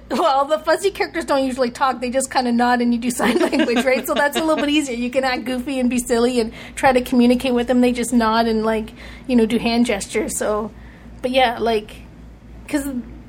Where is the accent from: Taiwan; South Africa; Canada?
Canada; The things that I identify as a Canadian, hockey sticks and flannel.